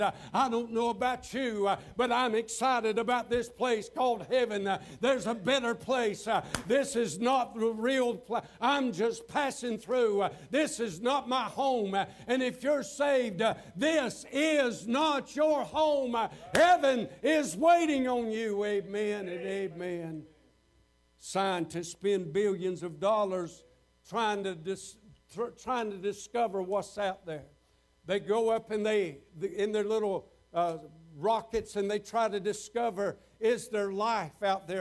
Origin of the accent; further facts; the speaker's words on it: Waycross, Georgia, United States; I'd started a church down in Waycross, Georgia, my hometown